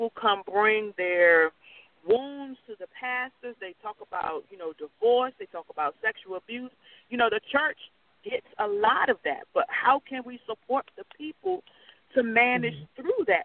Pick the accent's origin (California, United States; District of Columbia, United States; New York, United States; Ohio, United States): District of Columbia, United States; Washington; I'm from the Washington, D.C. area